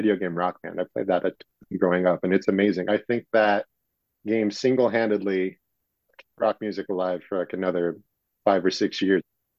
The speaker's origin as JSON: {"language": "English", "region": "Utah", "country": "United States", "said": "I'm from Utah. I'm here locally."}